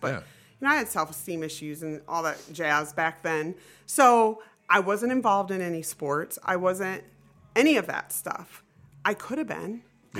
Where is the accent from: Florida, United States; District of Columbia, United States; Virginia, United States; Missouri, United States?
Florida, United States; her and I grew up in Florida together and became the bestest of friends.